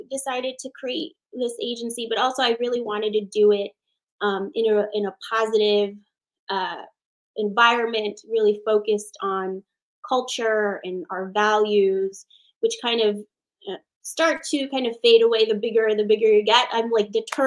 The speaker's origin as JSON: {"language": "English", "country": "Philippines", "tie": "born or raised there", "moved": "yes", "said": "I am Filipina, born in the Philippines."}